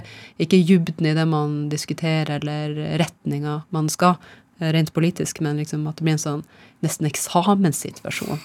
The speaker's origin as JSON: {"language": "Norwegian", "town": "Nesseby", "region": "Finnmark", "country": "Norway", "tie": "born or raised there", "also_born_or_lived": "Rana, Nordland / Rognan, Nordland", "moved": "as an adult", "lives_now": "Nittedal, Norway", "said": "Jeg er født i Rana, Nordland. Ja. Og så har jeg vokst opp mesteparten eh, av eh, oppveksten i, i Finnmark, ja. i Nesseby"}